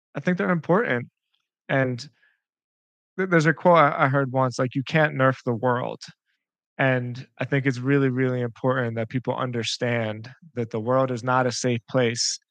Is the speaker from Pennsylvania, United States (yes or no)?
yes; Philadelphia, Pennsylvania, United States; I'm from Philadelphia, and Pennsylvania is a state inside the United States that is just like a big wrestling state.